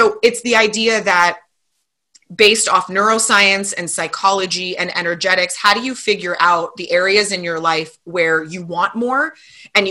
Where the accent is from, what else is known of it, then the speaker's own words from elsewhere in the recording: Calabasas, California, United States; I grew up in Calabasas.